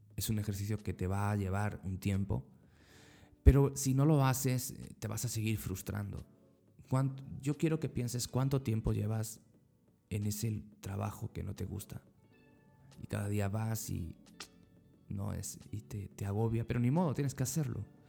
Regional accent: Spain; moved away as an adult; now in Central America; en mi país, en España

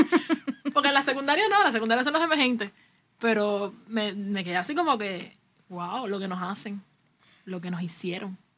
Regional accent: Cuba; aquí en Cuba pasa, no sé, yo soy cubano

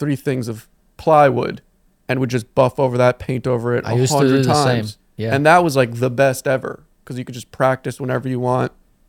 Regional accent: Connecticut, United States; Because where I grew up in Connecticut, it's like more suburban, not city. Also, there's no graffiti.

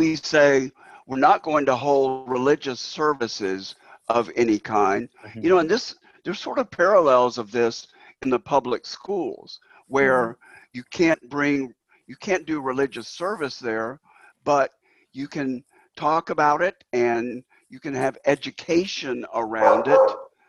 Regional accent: China; My background is in China. You know, I grew up in China, and here's what it's like to be there.

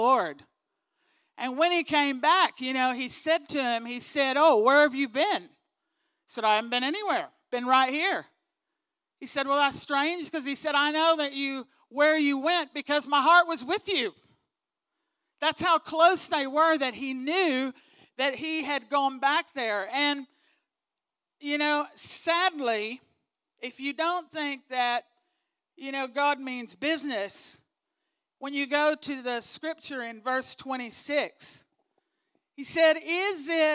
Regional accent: Texas, United States; moved away; I'm from Texas originally

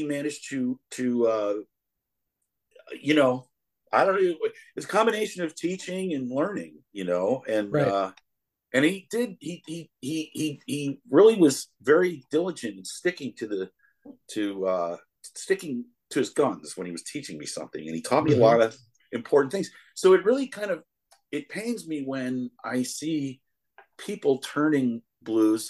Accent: Connecticut, United States; now in Chicago, United States; I'm as white a dude as they come, man. I'm from Connecticut

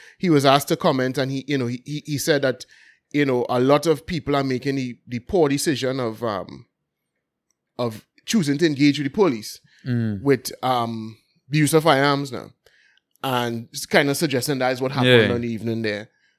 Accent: Belmont, Port of Spain, Trinidad & Tobago; Yeah. Well, I'm from Port of Spain, so I mean... Yeah. I'm from Belmont, bro, so that's why I'm registered to vote anyway.

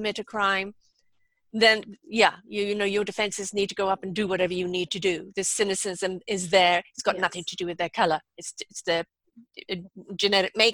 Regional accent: South Africa; accent: South African; moved away as an adult; also born or lived in Maryland; my South African accent

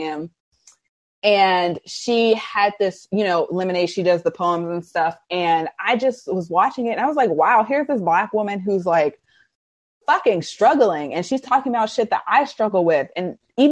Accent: Arlington, Virginia, United States; I grew up in Arlington, Virginia

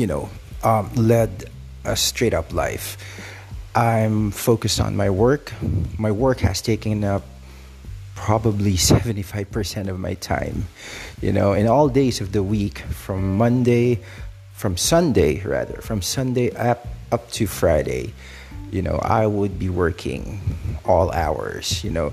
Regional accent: Philippines; I'm from the Philippines

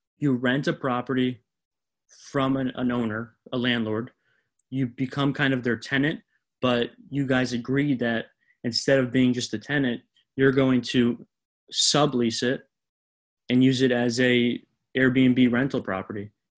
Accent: South Florida, United States; growing up in South Florida and, you know, knowing my area so well

